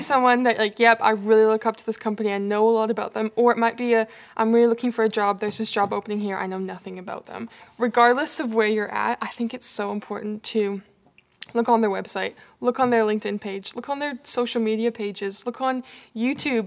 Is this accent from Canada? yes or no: yes; Canada; moved away as an adult; now in Australia; you might notice my accent. I'm from Canada.